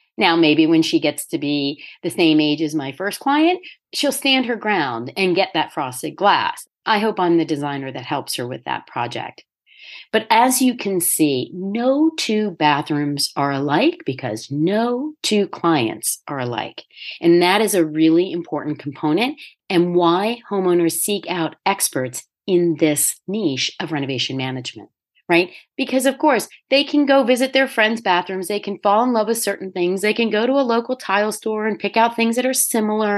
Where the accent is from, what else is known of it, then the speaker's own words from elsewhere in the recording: Delaware, United States; moved away as an adult; also born or lived in New York; I first moved back to Delaware and opened my own firm